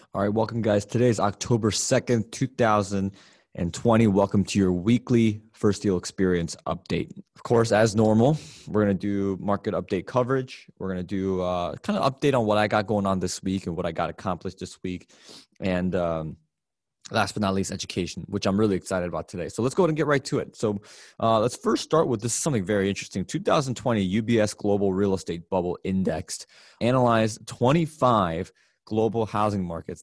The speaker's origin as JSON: {"language": "English", "town": "Chicago", "region": "Illinois", "country": "United States", "tie": "born or raised there", "said": "my hometown of Chicago, Illinois"}